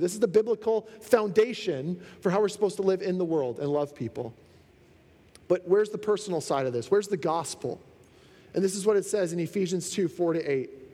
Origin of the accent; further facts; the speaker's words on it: Canada; being a Canadian is awesome